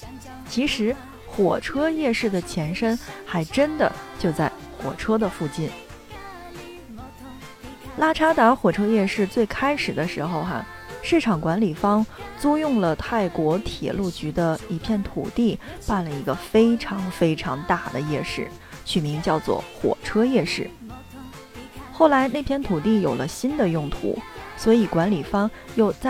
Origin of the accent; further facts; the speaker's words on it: Inner Mongolia, China; 曼谷人的好客可以说是跟我的家乡哈内蒙有的一拼了。